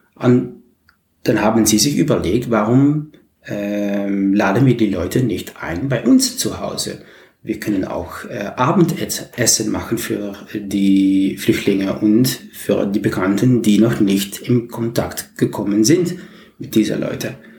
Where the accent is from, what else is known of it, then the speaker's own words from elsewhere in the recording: Maastricht, Limburg, Netherlands; German is a second language; ich komme aus Holland, Maastricht